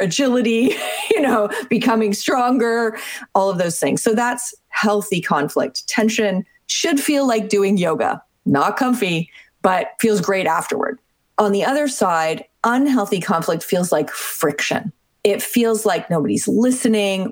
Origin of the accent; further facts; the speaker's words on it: Canada; I'm Canadian.